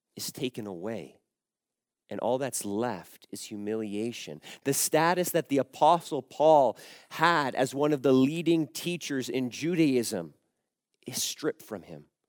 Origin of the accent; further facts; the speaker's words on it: Canada; I was born in Canada, but I would say I am a Croatian Canadian